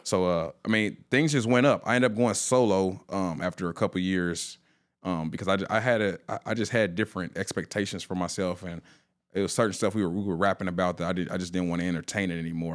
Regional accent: Indianapolis, Indiana, United States; born and raised in Indianapolis, Indiana

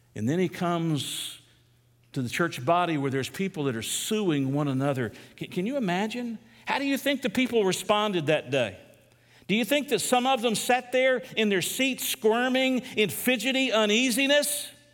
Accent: United States; As an American

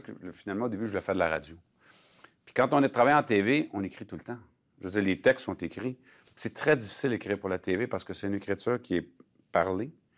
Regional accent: Alma, Quebec, Canada; je suis né à Alma

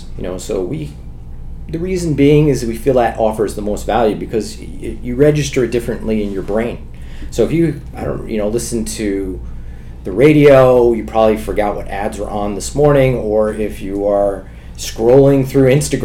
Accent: New York City, New York, United States; I grew up in New York City in the 80s and 90s

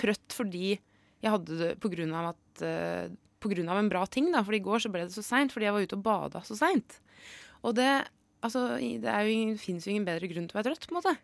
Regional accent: Brumunddal, Innlandet, Norway; I Ringsaker, eller i Brumunddal der jeg er fra

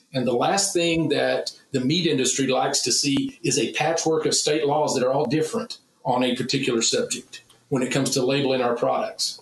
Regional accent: Texas, United States; as a Texan first and as a, a meat scientist

